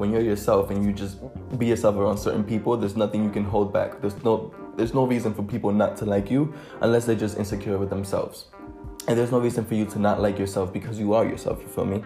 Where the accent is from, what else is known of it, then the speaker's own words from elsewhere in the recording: New York City, New York, United States; English is a second language; moved away as an adult; also born or lived in Dominican Republic; now in London, United Kingdom; I am a bilingual 19-year-old who was born and raised in Harlem in New York City.